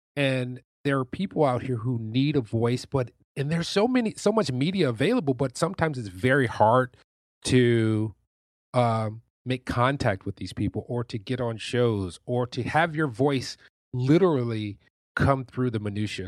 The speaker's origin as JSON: {"language": "English", "town": "Detroit", "region": "Michigan", "country": "United States", "tie": "born or raised there", "said": "I come from Detroit, Michigan, which is, and on the east side, which is the hood. I lived there for the first, like, fifteen and a half years of my life, and then we moved to the suburbs."}